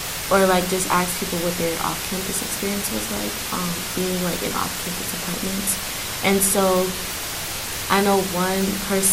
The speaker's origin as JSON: {"language": "English", "town": "New York City", "region": "New York", "country": "United States", "said": "I'm from Queens, New York"}